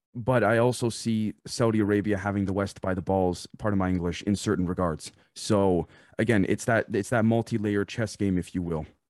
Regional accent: Canada; I'm Canadian

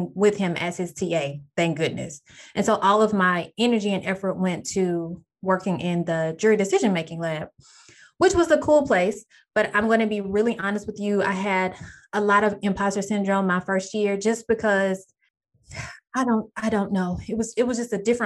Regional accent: Texas, United States; I'm back in my hometown of Texas

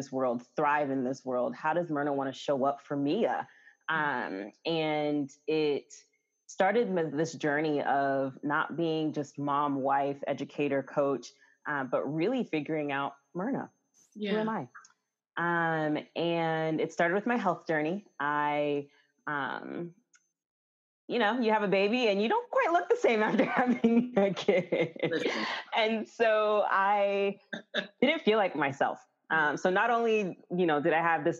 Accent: New York, United States; moved away as an adult; also born or lived in Florida; now in Atlanta, United States; I was actually born and raised in New York, and went to school in Florida

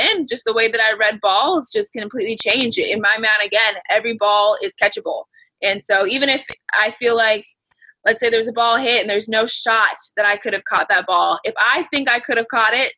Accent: Florida, United States; I grew up in Florida

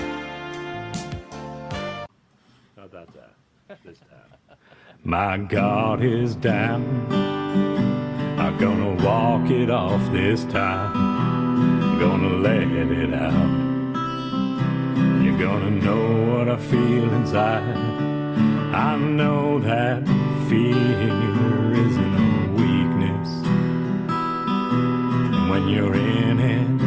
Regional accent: Toronto, Ontario, Canada; I grew up here. I was born here, and I mean, it's my hometown

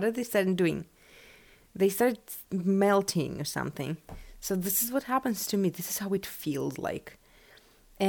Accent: West Siberia, Russia; English is a second language; moved away; I am from Siberia, West Siberia

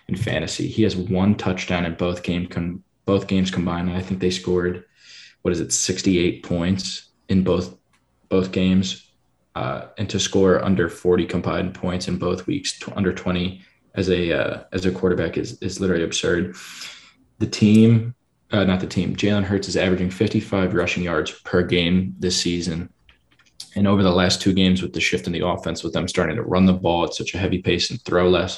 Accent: Philadelphia, Pennsylvania, United States; my hometown, Philadelphia

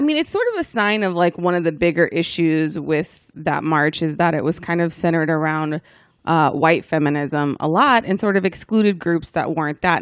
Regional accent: the South, United States; I grew up in the South and it's very conservative

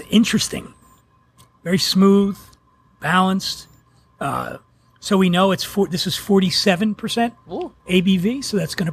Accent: Philadelphia, Pennsylvania, United States; I grew up rough in Philly

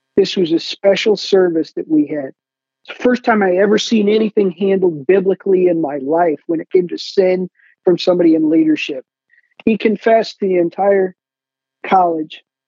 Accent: Hillsdale, Michigan, United States; I grew up in Hillsdale, Michigan

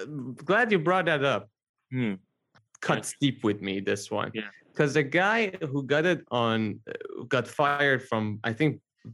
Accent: Iran; moved away; I'm from Iran

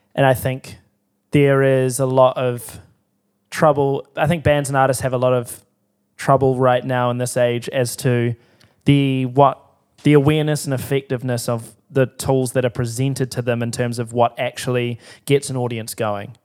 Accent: Timaru, Canterbury, New Zealand; I grew up in Timaru.

